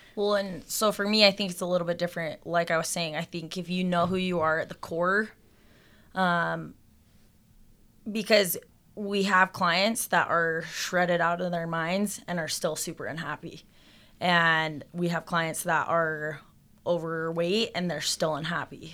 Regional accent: Salt Lake City, Utah, United States; I grew up here in Salt Lake

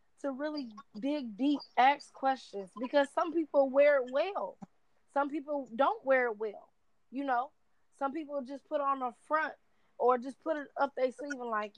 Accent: Michigan, United States; I'm 24, born and raised in Michigan

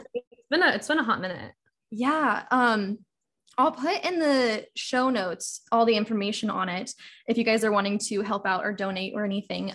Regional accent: Kansas City, Missouri, United States; I'm from Missouri, originally Kansas City

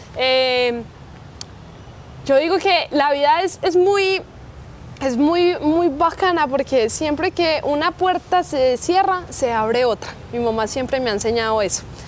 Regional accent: Colombia; yo soy orgullosamente colombiana

